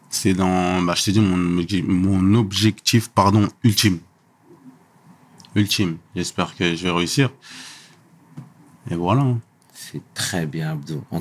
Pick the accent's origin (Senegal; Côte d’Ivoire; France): Senegal; Chez moi au Sénégal, pareil tu vois, quand tu voyages, tu as plus d'imagination